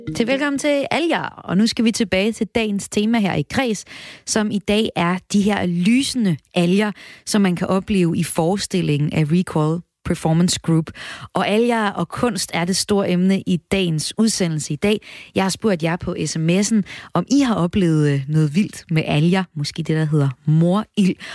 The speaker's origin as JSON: {"language": "Danish", "area": "North Jutland", "region": "North Denmark Region", "country": "Denmark", "said": "nu kommer jeg op fra Nordjylland"}